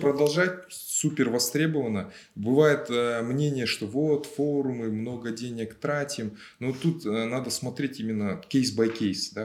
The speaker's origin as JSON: {"language": "Russian", "region": "Almaty", "country": "Kazakhstan", "said": "я же алматинец"}